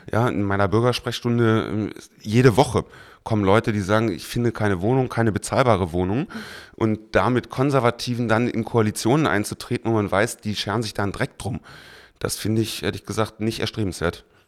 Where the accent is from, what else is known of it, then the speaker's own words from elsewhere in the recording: Berlin, Germany; seitdem in Mariendorf, da aufgewachsen, das ist auch heute mein Wahlkreis